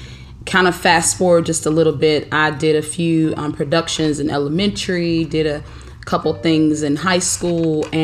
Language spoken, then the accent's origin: English; Daytona Beach, Florida, United States; also born or lived in Atlanta, Georgia; now in Harrisburg, United States; I'm originally from Daytona Beach. So, I went from the sunny Daytona Beach, Florida to Atlanta, Georgia.